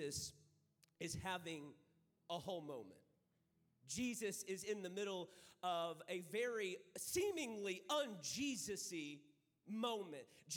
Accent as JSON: {"language": "English", "town": "San Angelo", "region": "Texas", "country": "United States", "said": "I am from San Angelo, Texas"}